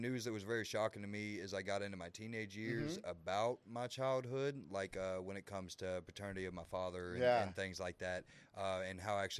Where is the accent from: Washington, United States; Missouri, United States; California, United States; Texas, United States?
Texas, United States; Waco; also born or lived in McGregor, Texas; I was born and raised here in Waco, Texas.